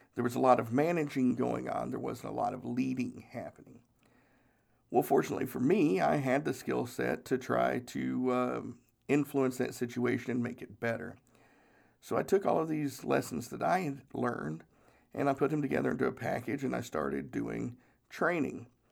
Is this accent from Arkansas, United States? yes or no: no; Charleston, South Carolina, United States; I was born in Charleston Naval Hospital